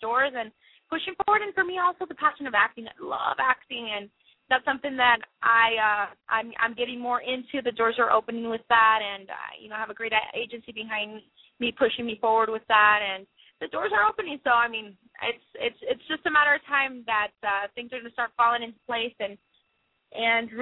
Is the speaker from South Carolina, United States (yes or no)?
no; Las Vegas, Nevada, United States; being in my hometown, it was in Vegas